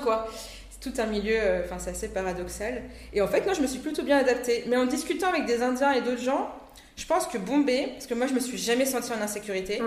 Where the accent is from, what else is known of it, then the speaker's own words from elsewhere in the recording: Réunion; also born or lived in Grenoble, France; je suis née en métropole, à Grenoble, et je suis venue m'installer avec mes parents à La Réunion quand j'avais l'âge de 8 ans.